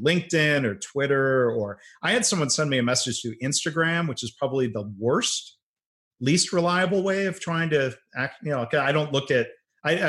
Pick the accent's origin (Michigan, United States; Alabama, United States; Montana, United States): Michigan, United States; Detroit; moved away; also born or lived in San Antonio; I grew up in the Detroit area